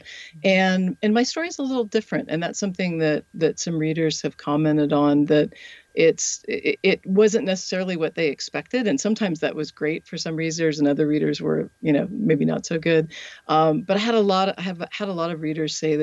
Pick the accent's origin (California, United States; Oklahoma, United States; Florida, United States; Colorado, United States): Colorado, United States; now in the South, United States; Colorado, which is my home state